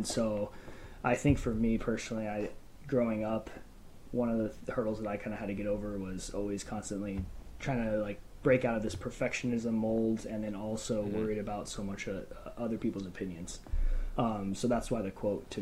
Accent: Phoenix, Arizona, United States; I'm from Phoenix, Arizona, born and raised.

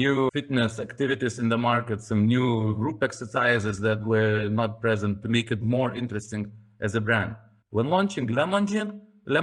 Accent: Lithuania; we are from Lithuania, so it's more calm character

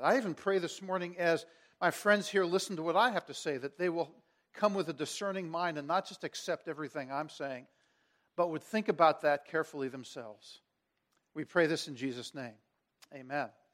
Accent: Washington, District of Columbia, United States; I transferred back to my hometown, to Washington, D C, so I could work in the, the youth ministry of the church where I had grown up

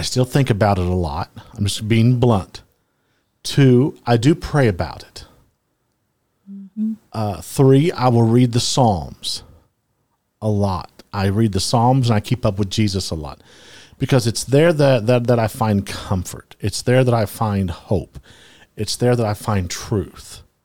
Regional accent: Louisiana, United States; I am from the South. My dad, you know, grew, I grew up in Louisiana

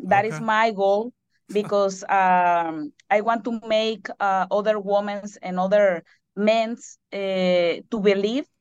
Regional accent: Mexico; moved away; I am the only Mexican in here.

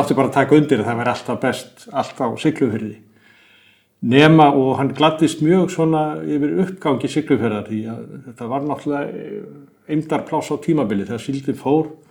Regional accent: Iceland

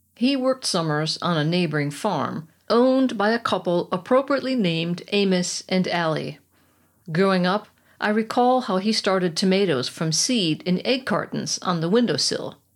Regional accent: United States; moved away as an adult; now in Germany; as an American suburbanite, I would be considered a country girl

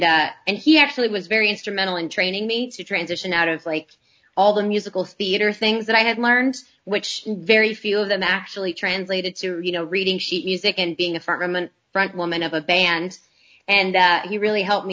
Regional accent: Arlington, Texas, United States; I grew up in Arlington, Texas

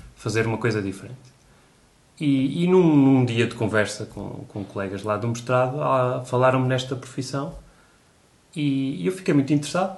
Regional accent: Coimbra, Centro, Portugal; also born or lived in Porto; eu sou de Coimbra

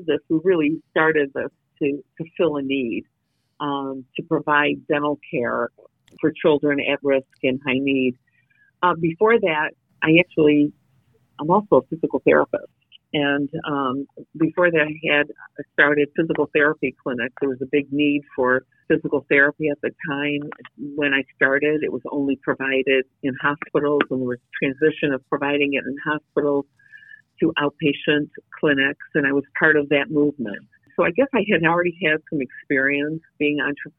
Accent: Detroit, Michigan, United States; I'm from Detroit

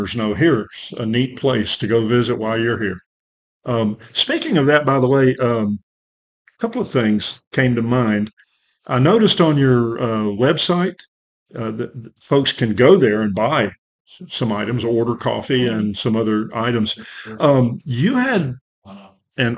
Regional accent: Prattville, Alabama, United States; Back in my hometown, Prattville, Alabama, we're just north of Montgomery, Alabama

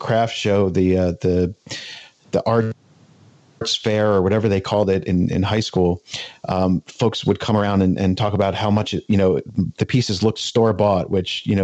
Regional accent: New Jersey, United States; also born or lived in the western US; I was born out west and I grew up in New Jersey

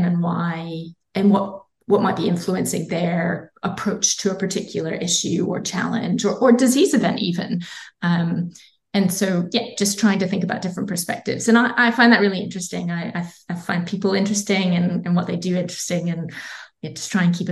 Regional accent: Scotland, United Kingdom; accent: Scottish; now in Australia; my Scottish accent

